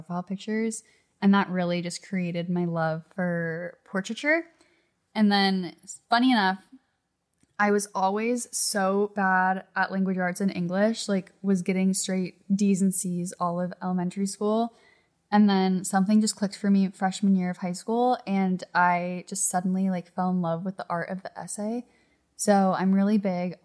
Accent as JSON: {"language": "English", "town": "La Cañada Flintridge", "region": "California", "country": "United States", "tie": "born or raised there", "said": "I grew up in a little town called La Cañada, which is northeast LA, right outside"}